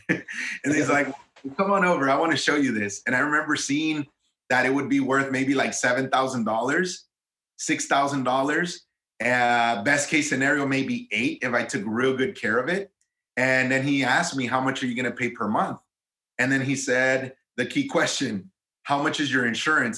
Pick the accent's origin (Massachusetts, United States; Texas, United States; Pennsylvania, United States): Texas, United States; Eagle Pass; moved away as an adult; also born or lived in Austin, Texas; from my hometown, which I'm from a small border town in South Texas called Eagle Pass, Texas